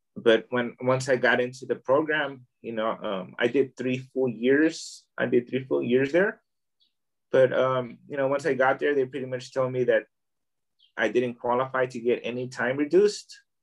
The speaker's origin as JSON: {"language": "English", "town": "Oakland", "region": "California", "country": "United States", "tie": "born or raised there", "moved": "as an adult", "lives_now": "Tijuana, Mexico", "said": "I was born here in Tijuana, uh, Baja California. Um, I grew up in Oakland, California. I went I went to Oakland when I was about I'd say a few months old. So I grew up there"}